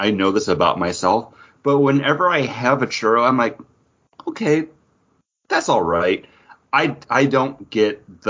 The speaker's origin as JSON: {"language": "English", "country": "United States", "said": "I mean, I'm an American, right?"}